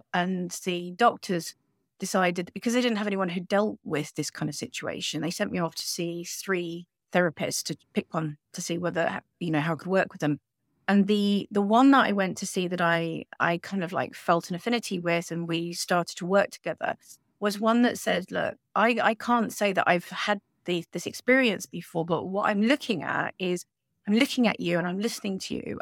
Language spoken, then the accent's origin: English; United Kingdom; now in Spain; We're British citizens, but we're living, um, a lovely life on the Sunshine Coast in Spain